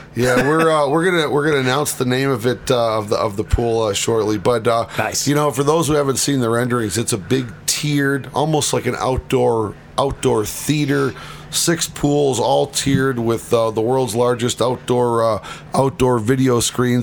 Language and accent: English; Detroit, Michigan, United States; growing up in Detroit.